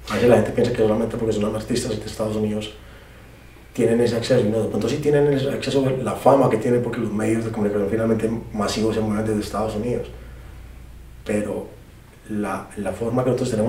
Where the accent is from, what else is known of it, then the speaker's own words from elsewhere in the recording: Colombia; que yo soy colombiano, no vengo de Puerto Rico, ¿sabes?